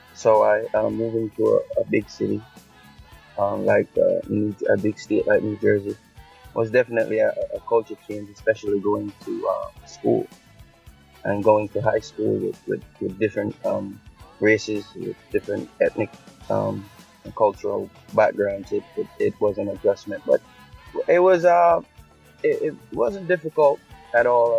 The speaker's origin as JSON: {"language": "English", "country": "Jamaica", "moved": "yes", "lives_now": "United States"}